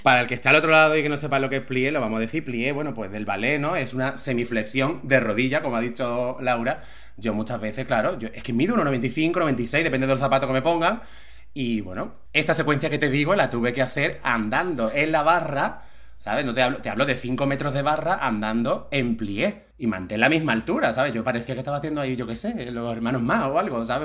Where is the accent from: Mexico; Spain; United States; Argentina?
Spain; Algeciras, Andalusia; now in Málaga, Spain; Yo nací en Algeciras y nací en la Cruz Roja